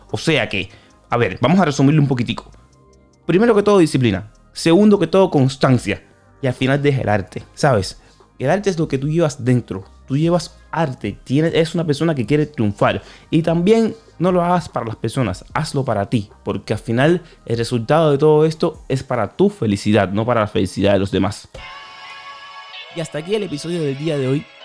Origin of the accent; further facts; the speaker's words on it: Dominican Republic; Porque yo soy cantante y a veces dudo mucho porque soy dominicano y aquí lo que más se consume es el dembow.